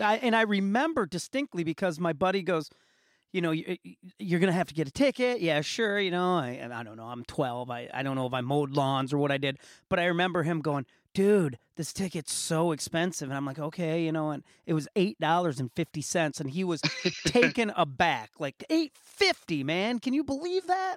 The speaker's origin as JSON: {"language": "English", "town": "Muskegon", "region": "Michigan", "country": "United States", "tie": "born or raised there", "said": "my hometown, Muskegon, Michigan, had the L.C. Walker Arena"}